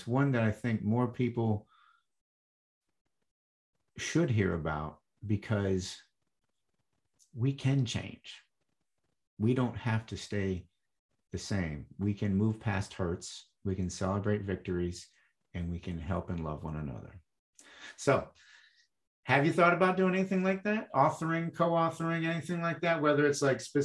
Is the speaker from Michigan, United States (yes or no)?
yes; Michigan, United States; I grew up in Michigan and mid-Michigan, and it's cold